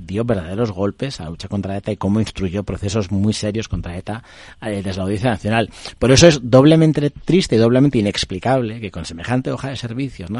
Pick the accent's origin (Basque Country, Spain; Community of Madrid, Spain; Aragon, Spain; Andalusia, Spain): Basque Country, Spain; Bilbao; yo soy bilbaíno